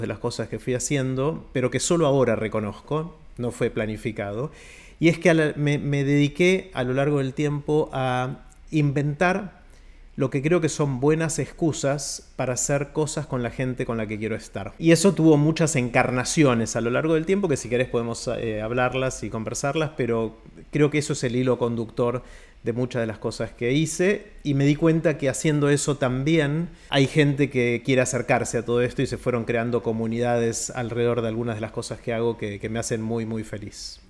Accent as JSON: {"language": "Spanish", "country": "Argentina", "also_born_or_lived": "United States", "said": "argentino, pero ciudadano del mundo"}